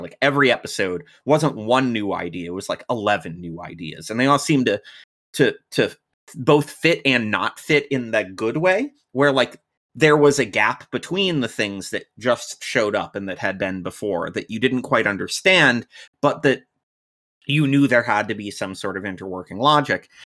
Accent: United States; I'm American, I was born and raised in America

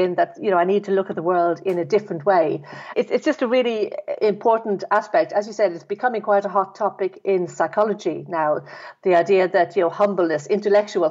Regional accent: Dublin, Leinster, Ireland; I was brought up in Ireland, in Dublin

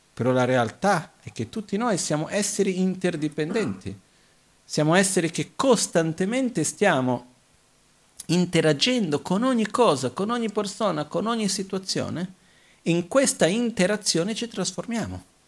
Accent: Brazil; io sono nato in Brasile

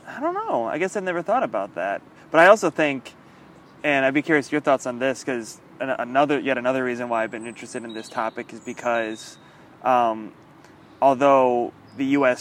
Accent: United States; now in Germany; hop back home and go to the United States

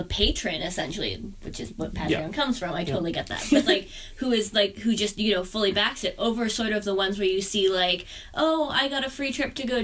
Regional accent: Canada; I'm a terrible Canadian

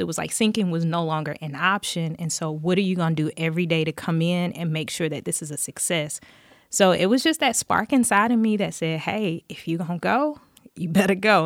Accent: Dothan, Alabama, United States; I grew up in Dothan, Alabama, um, graduated high school there

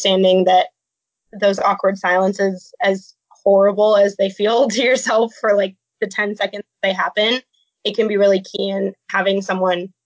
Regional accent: Phoenix, Arizona, United States; moved away as an adult; I'm originally from Phoenix, Arizona

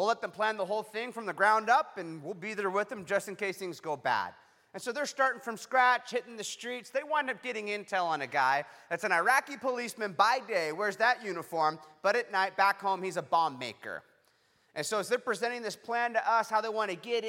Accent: Huntington Beach, California, United States; back in my hometown, Huntington Beach, California

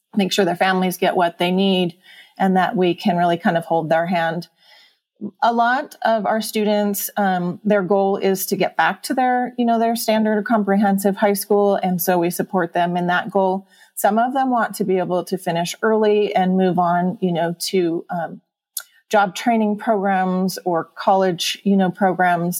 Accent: Huntington Beach, California, United States; moved away as an adult; now in Mammoth Lakes, United States; I grew up in Southern California, in the Orange County area, in Huntington Beach

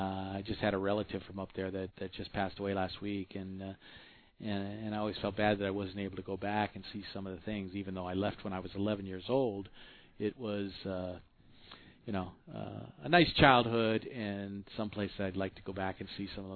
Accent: Michigan, United States; moved away; also born or lived in Miami; we're both from Michigan, we come to find out. went to school there. You went to school there. You weren't born there, but I was actually born there and went to school down here in Miami.

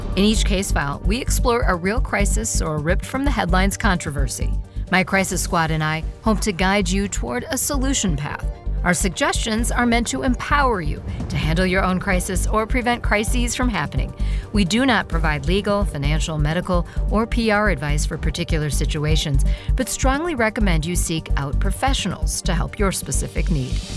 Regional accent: Edina, Minnesota, United States; I grew up in Edina, Minnesota, a suburb of Minneapolis

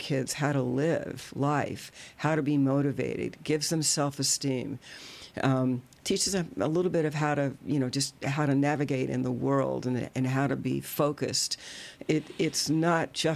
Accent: Louisville, Kentucky, United States; also born or lived in Washington, D.C.; now in Louisville, United States; I grew up in Louisville, I lived most of my life in the D.C. area

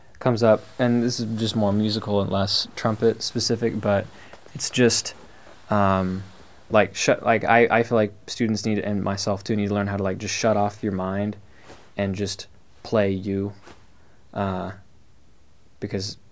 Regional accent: Portland, Oregon, United States; these bands that I grew up playing in Portland

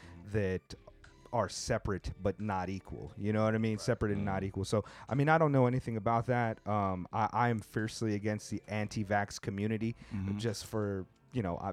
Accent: Southern California, United States; moved away; I grew up in Southern California.

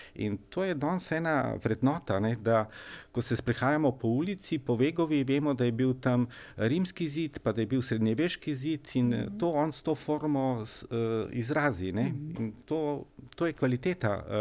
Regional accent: Slovenia; Slovenci smo

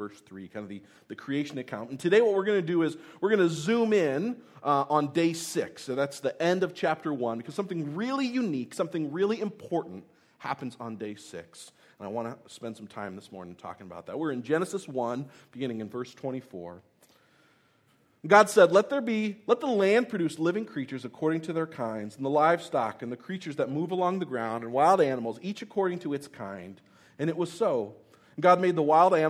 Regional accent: Tennessee, United States; I was born in Tennessee

